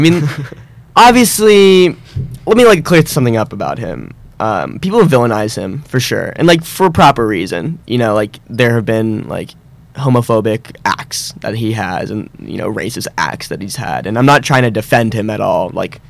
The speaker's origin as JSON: {"language": "English", "town": "West Palm Beach", "region": "Florida", "country": "United States", "tie": "born or raised there", "moved": "as an adult", "lives_now": "Boston, United States", "said": "I'm from West Palm Beach, Florida."}